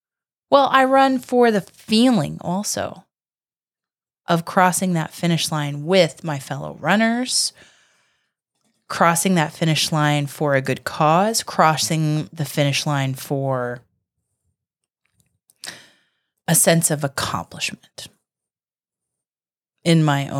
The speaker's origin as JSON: {"language": "English", "region": "Virginia", "country": "United States", "tie": "born or raised there", "moved": "yes", "lives_now": "Florida, United States", "said": "I was born in Virginia."}